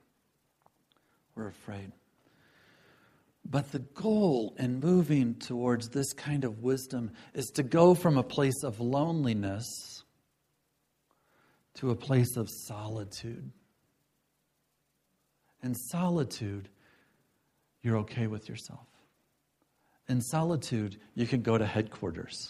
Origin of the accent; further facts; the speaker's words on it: Galesburg, Illinois, United States; I grew up in Galesburg, Illinois